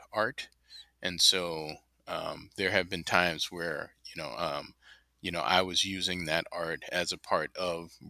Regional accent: San Francisco, California, United States; moved away as an adult; now in Oakland, United States; Born and raised in San Francisco, on the west side, bounced around a little bit

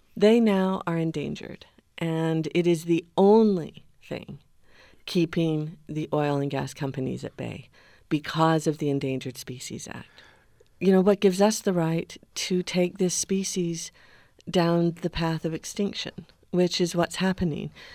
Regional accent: the West, United States; now in Grand County, Utah, United States; we grew up in the West outside camping

